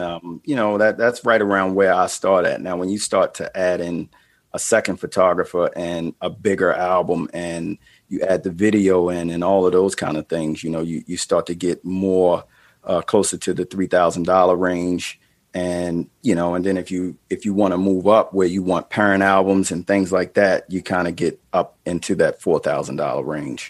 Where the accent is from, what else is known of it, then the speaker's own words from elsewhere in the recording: Baltimore, Maryland, United States; I'm from Baltimore